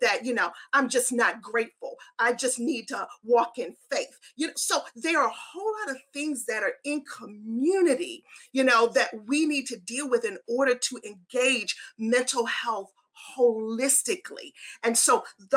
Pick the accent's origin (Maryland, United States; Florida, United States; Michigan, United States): Maryland, United States; Baltimore; now in Nashville, United States; I'm from Baltimore City, born and raised